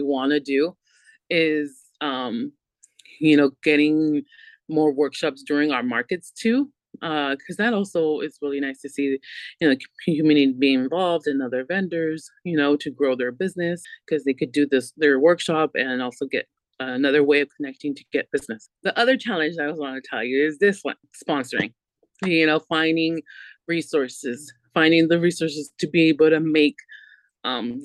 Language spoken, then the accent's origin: English; Santa Barbara, California, United States; we're all locals from Santa Barbara